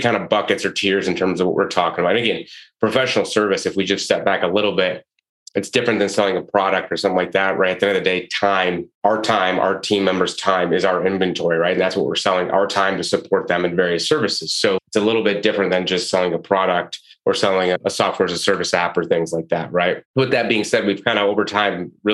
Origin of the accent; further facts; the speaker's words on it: Michigan, United States; moved away as an adult; also born or lived in Detroit / Chicago; from a small town and did the college accounting route and got a big job at the big accounting firms. Worked at PricewaterhouseCoopers, and I'm from Michigan